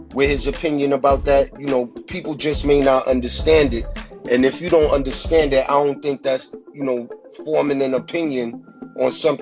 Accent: Brooklyn, New York, United States; I'm from Brooklyn

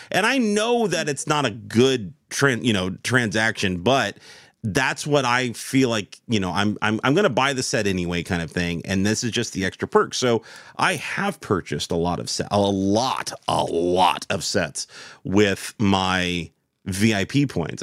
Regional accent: United States; as an American

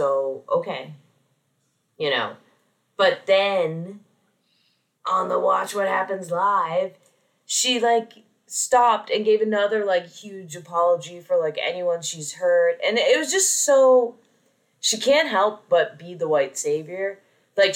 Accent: New Jersey, United States; someone who was born and raised in Jersey

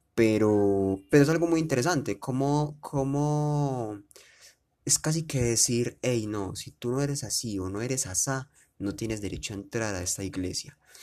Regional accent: Medellín, Antioquia, Colombia; yo soy de Medellín

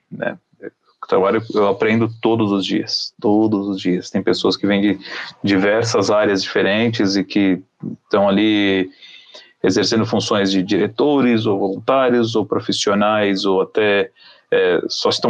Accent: Israel; como eu sou, eu sou israelense, Uhum. Eu estudei em colégio judaico a vida inteira.

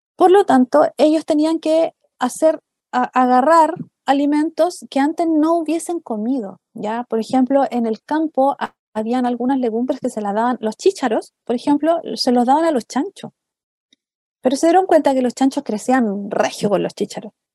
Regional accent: Chile; nosotros como chilenos

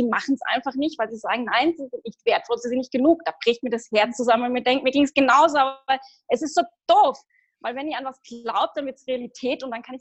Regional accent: Heidelberg, Baden-Württemberg, Germany; now in Austria; ursprünglich komme ich auch aus Deutschland, aus ah. Heidelberg.

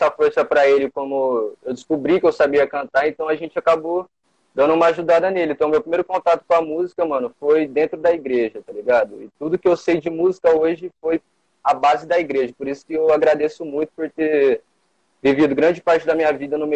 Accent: São José do Rio Preto, São Paulo, Brazil; Eu tenho 20 anos, sou aqui de São José do Rio Preto, do bairro aqui da Zona Sul, aqui de Cidade Nova.

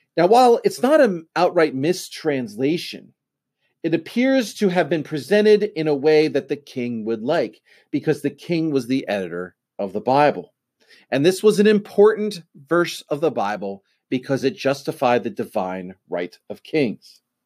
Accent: United States

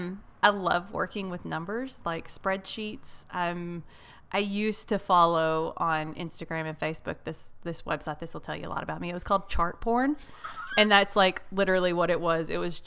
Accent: Paris, Texas, United States; So I'm from Paris.

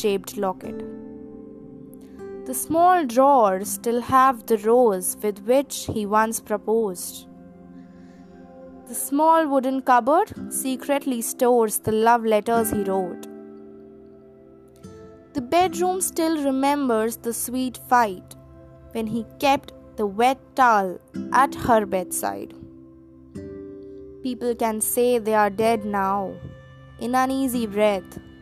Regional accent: Delhi, India; I hail from Delhi.

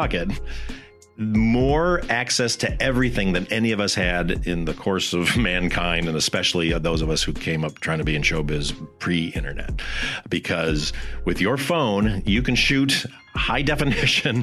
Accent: Michigan, United States; now in California, United States; I'm a kid from Michigan who knew nobody

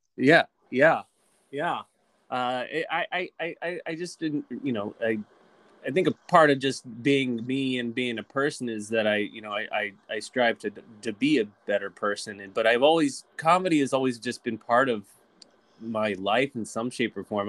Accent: Lynchburg, Virginia, United States; I was raised in Virginia in a small town called Lynchburg Virginia

